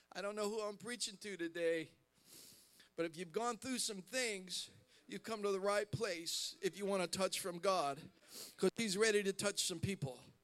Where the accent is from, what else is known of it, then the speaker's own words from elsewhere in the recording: Columbus, Ohio, United States; I'm from Columbus, Ohio